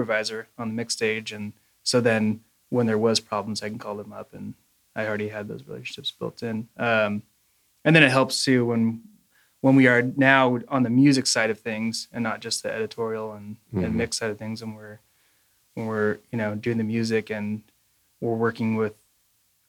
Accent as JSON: {"language": "English", "town": "Los Angeles", "region": "California", "country": "United States", "tie": "born or raised there", "said": "born and raised in Los Angeles"}